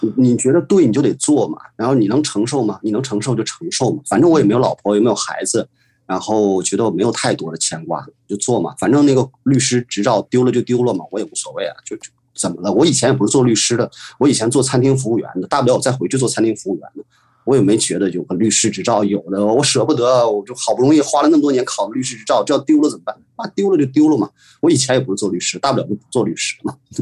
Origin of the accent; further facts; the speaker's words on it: Northeast China, China; 我们这种东北地区的人